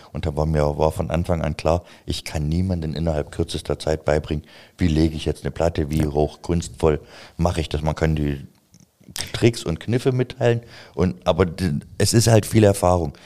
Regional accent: a village in East Germany, Germany; ich komme vom Dorf, ich komme vom Dorf, aus dem Osten, wo noch die Mauer stand

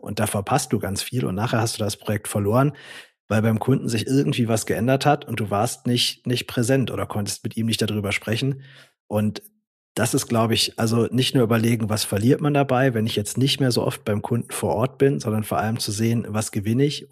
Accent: Swabia, Baden-Württemberg, Germany; ich komme ja auch aus dem Schwabenland

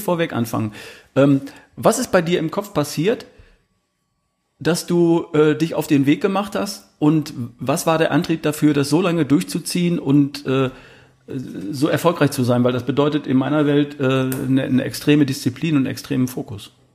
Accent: Herford, North Rhine-Westphalia, Germany; accent: North German; now in Baden-Württemberg, Germany; Ich bin aus Ostwestfalen, aus der Ecke Wo Herford, Bielefeld. Das ist äh, Kreis Herford ja. bin ich geboren.

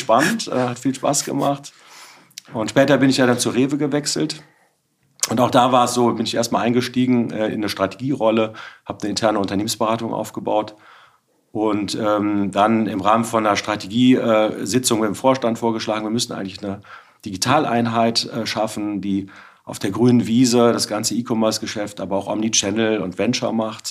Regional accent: Bergisch Gladbach, North Rhine-Westphalia, Germany; also born or lived in Witten; nach dem Abitur mein Bruder und ein paar Kumpels von der Schule einen Karnevalsverein gegründet haben. Und ähm, ich bin jetzt seit 25 Jahren Mitglied dieses Karnevalsvereins. Wir sind jetzt auch gerade wieder beim Zug mitgegangen, äh, bei uns in Refrath im Dorf

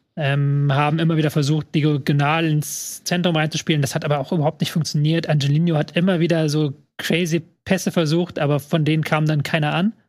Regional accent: Hamburg, Germany; meine Heimatstadt Hamburg

